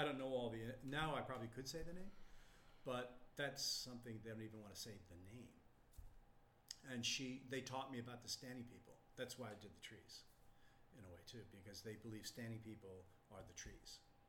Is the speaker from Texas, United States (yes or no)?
yes; Texas, United States; What? I'm from Texas. I mean, I don't have indigenous roots.